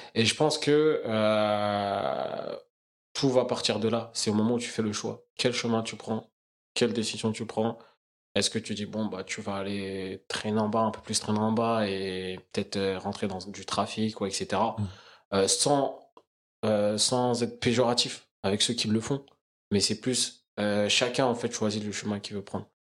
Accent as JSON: {"language": "French", "town": "Crosne", "region": "Île-de-France", "country": "France", "tie": "born or raised there", "also_born_or_lived": "Belleville, Paris", "said": "J'ai grandi dans 91, donc euh, une petite ville euh, qui s'appelle Crône"}